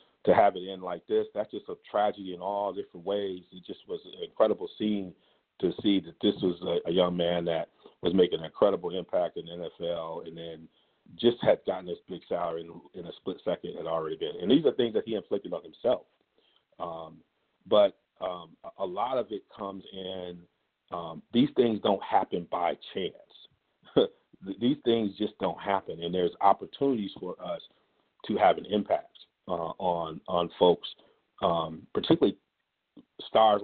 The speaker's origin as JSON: {"language": "English", "town": "Ann Arbor", "region": "Michigan", "country": "United States", "tie": "born or raised there", "said": "I grew up in Ann Arbor, Michigan"}